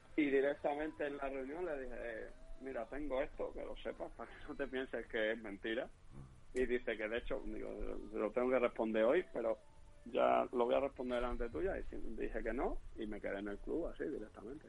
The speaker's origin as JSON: {"language": "Spanish", "region": "Extremadura", "country": "Spain", "tie": "born or raised there", "also_born_or_lived": "Leganés", "accent": "extremeño", "moved": "as an adult", "said": "allí en mi pueblo de Elena"}